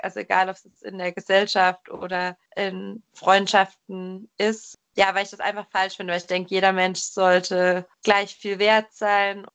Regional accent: Germany; moved away as an adult; also born or lived in Frankfurt; wir im gleichen Dorf aufgewachsen sind in Deutschland

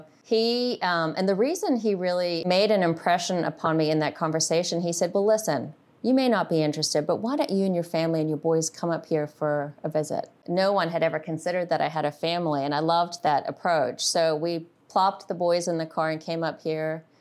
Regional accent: Zimbabwe; now in United States; I grew up in Zimbabwe

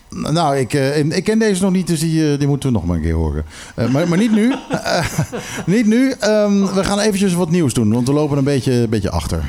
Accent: Curaçao; ik zat op Curaçao school

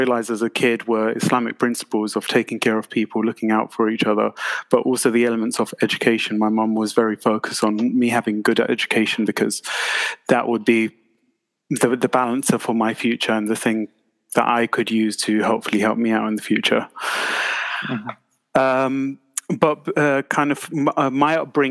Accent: London, United Kingdom; where I was born in Southwest London, Tooting

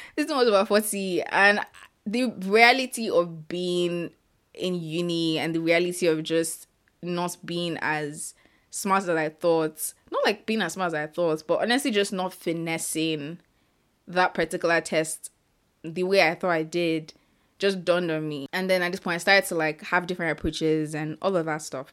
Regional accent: Ibadan, Oyo, Nigeria; I currently live in Nigeria and I grew up in Ibadan, Nigeria.

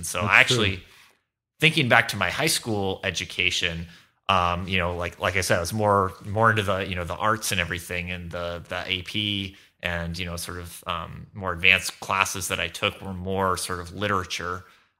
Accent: Irvine, California, United States; I grew up in Southern California, in Irvine. I went to a Catholic school, Santa Margarita Catholic High School, in Orange County.

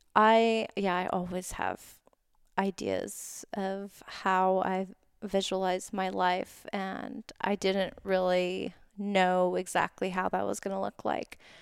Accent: Oahu, Hawaii, United States; now in Southern California, United States; I'm from Oahu originally

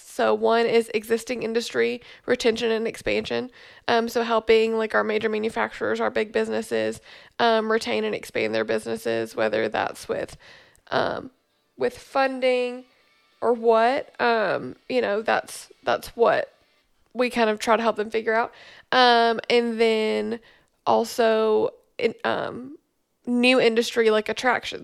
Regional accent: Memphis, Tennessee, United States; moved away as an adult; also born or lived in Bowling Green, Kentucky; now in Glasgow, Kentucky, United States; I grew up in Memphis, um, and then I moved to Bowling Green, Kentucky in two thousand twelve

